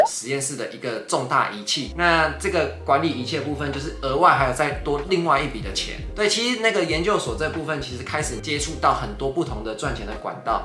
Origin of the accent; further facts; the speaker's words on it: northern Taiwan, Taiwan; 就我们北部人没有做过这种事啊